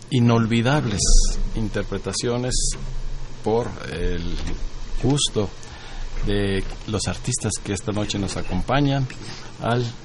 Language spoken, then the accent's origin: Spanish; Yucatán, Mexico; a nosotros como yucatecos nos emociona siempre el escucharlo.